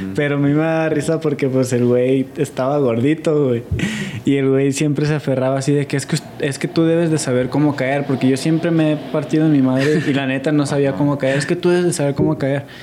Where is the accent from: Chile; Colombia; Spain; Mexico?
Mexico; Como mexicanos